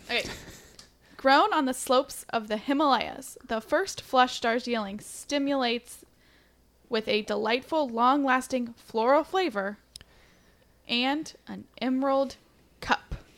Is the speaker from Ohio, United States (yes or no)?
yes; Lancaster, Ohio, United States; accent: Ohio; moved away; I have an Ohio accent. It's slight.